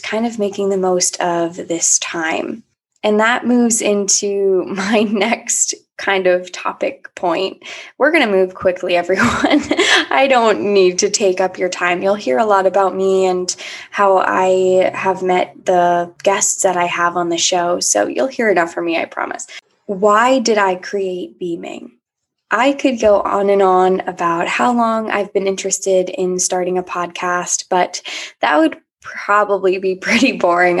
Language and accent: English; Annandale, Virginia, United States; moved away as an adult; also born or lived in Washington, D.C. / St. Petersburg, Florida; now in Richmond, United States; I'm from Annandale, Virginia, right now living in Richmond, Virginia